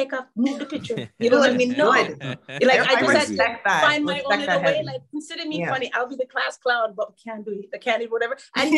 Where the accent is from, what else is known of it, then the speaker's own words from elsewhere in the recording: Canada; Anywhere you travel, everywhere, just say I'm from Canada.